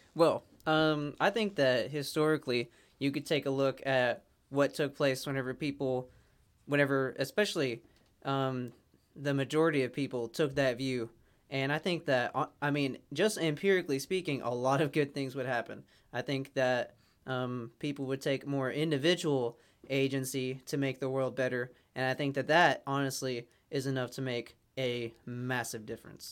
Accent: United States; I'm an American

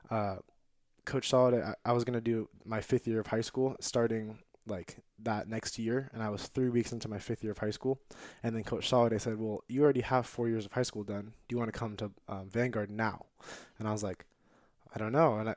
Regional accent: San Diego, California, United States; But I'm mostly from San Diego. That's that's basically kind of where I grew up most of the time.

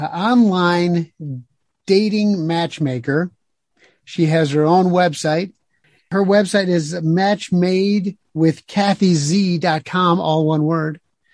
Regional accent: the South, United States; accent: Southern; I would have thrown my Southern accent in there, but it would have turned into pirate anyway.

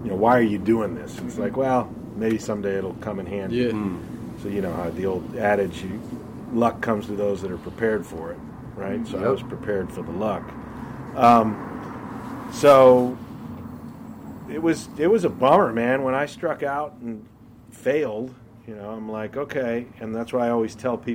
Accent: Peoria, Illinois, United States; In my hometown, Bradley University was like the only team

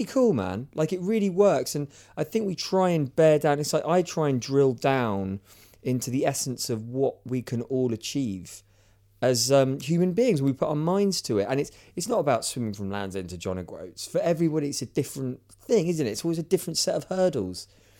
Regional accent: United Kingdom; I'm stereotypically British

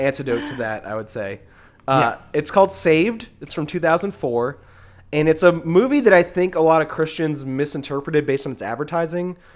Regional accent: the South, United States; being like a Southerner

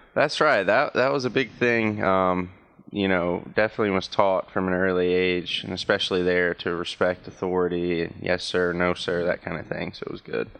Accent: Danville, Virginia, United States; my hometown

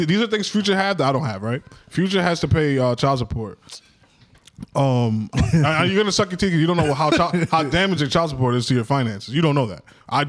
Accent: New York, United States; I'm a New Yorker

